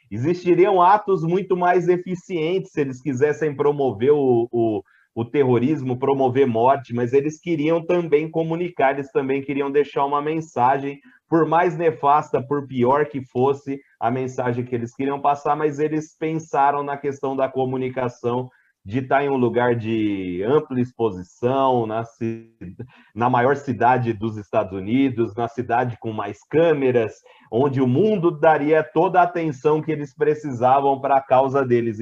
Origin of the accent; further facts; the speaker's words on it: interior of São Paulo, Brazil; accent: Brazilian; Eu estava na minha cidade natal, que é no interior de São Paulo